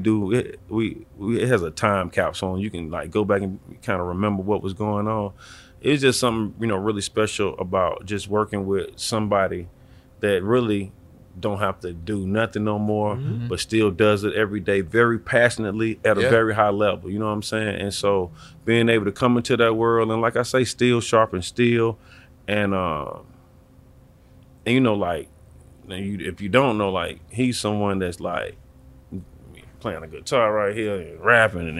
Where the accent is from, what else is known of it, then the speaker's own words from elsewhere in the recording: Atlanta, Georgia, United States; I'm young. I'm from Atlanta